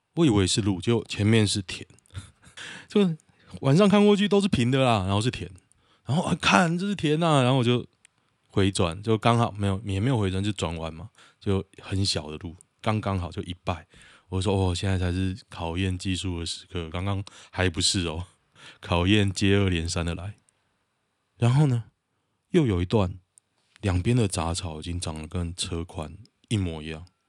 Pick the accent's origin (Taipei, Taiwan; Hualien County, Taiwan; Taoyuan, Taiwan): Taoyuan, Taiwan; 我是桃园人